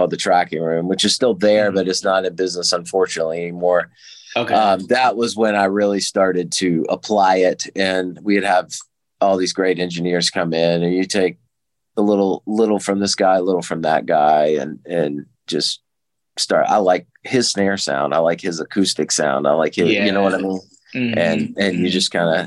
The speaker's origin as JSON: {"language": "English", "region": "the Carolinas", "country": "United States", "moved": "as an adult", "lives_now": "Nashville, United States", "said": "I'm originally from the Carolinas"}